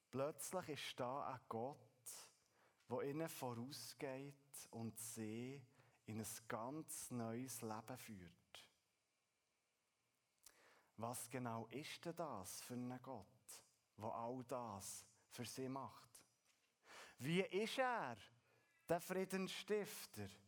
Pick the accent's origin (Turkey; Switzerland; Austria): Switzerland; wenn wir als Schweizer von einem Berg reden oder lesen